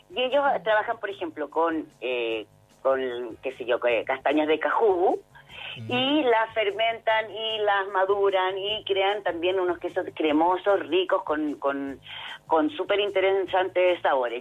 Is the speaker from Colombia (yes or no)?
no; Chile; como chileno